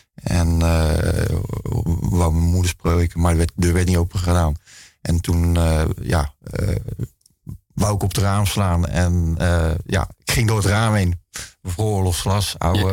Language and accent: Dutch; Zeeland, Netherlands; also born or lived in Rotterdam / Sint Philipsland / Sint Maartensdijk; in principe ben ik gewoon opgegroeid in Zeeland